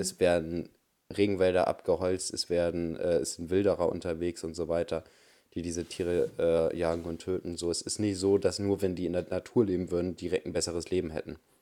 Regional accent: Germany; bei uns in Deutschland

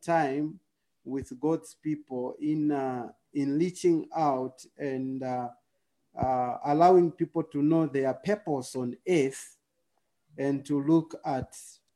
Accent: Zambia; I'm coming from Southern Africa, a country called Zambia

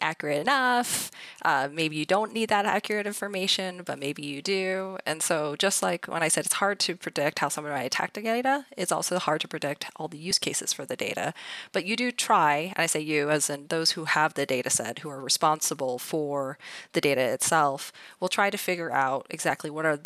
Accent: Idaho, United States; growing up in Idaho.

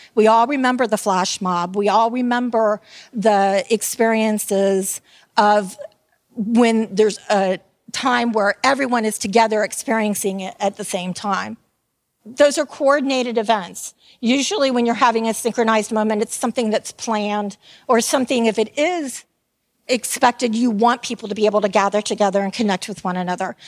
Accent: Tampa, Florida, United States; I am from Tampa, Florida, and I am called a Tampeño.

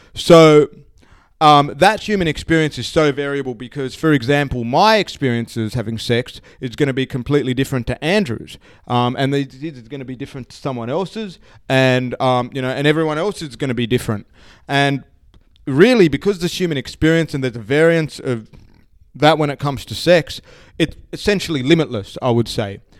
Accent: Sydney, New South Wales, Australia; I grew up in Sydney, spent most of my life

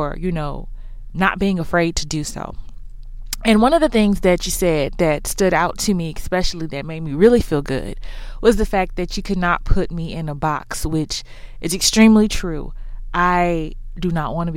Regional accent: Houston, Texas, United States; accent: Texas; Yes, I'm from Houston. That's why I don't have a Dallas accent.

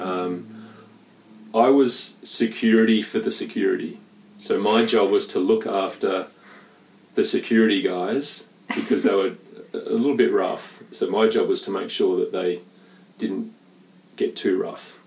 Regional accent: Perth, Western Australia, Australia; moved away; a North Beach boy. I grew up in North Beach

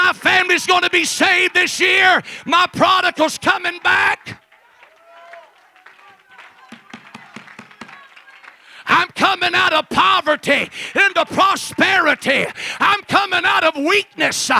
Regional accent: Mississippi, United States; I'm from Mississippi

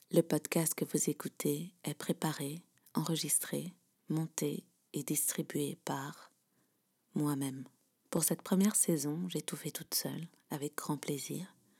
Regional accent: Belgium; also born or lived in England / California; Je suis belge, j'ai 32 ans

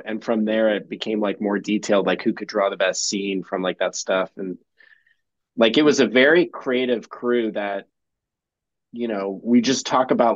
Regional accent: Medina, Ohio, United States; I actually am from like a town down the road, Medina, which is super small

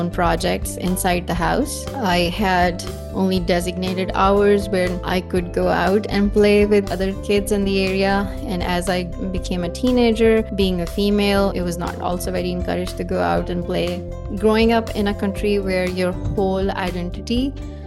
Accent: Pakistan; I grew up in Pakistan. My mom was working in public health, so we moved around whenever she got transferred. I've lived in different cities in Pakistan.

